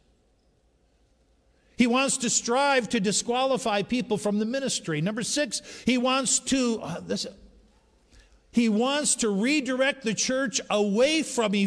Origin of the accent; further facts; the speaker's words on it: Upper Peninsula of Michigan, United States; moved away; we were raised in the Upper Peninsula of Michigan